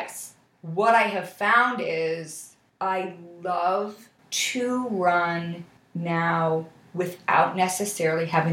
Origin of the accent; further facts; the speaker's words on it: Buffalo, New York, United States; moved away as an adult; now in New York City, United States; I grew up in Buffalo